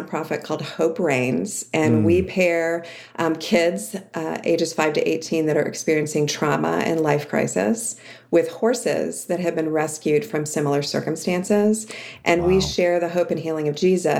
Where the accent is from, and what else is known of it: outside of Cleveland, Ohio, United States; born or raised there